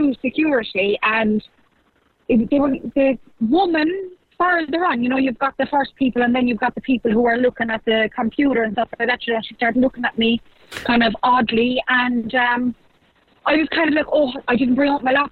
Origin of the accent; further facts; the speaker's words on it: Kerry, Munster, Ireland; moved away; I was home there for a couple of days, and I was flying back from Kerry Airport